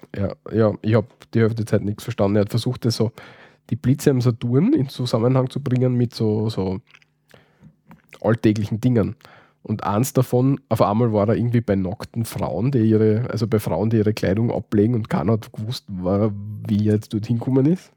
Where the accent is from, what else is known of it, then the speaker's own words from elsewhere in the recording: Styria, Austria; wir Steirer